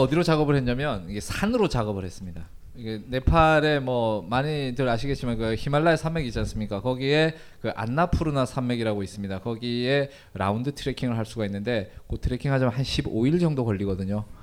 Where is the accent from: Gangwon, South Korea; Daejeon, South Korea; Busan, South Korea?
Gangwon, South Korea; Gangneung; moved away as an adult; also born or lived in Seoul / Varanasi, India; 제가 이그 강릉 출신이라고 말씀을 드렸는데 이 강릉이라는 동네가 이게 매우 보수적인 동네예요.